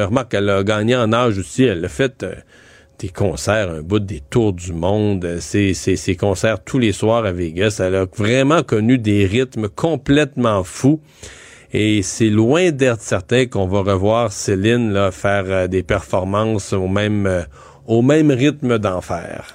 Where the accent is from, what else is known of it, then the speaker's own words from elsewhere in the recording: Rivière-du-Loup, Quebec, Canada; moi je suis de Rivière-du-Loup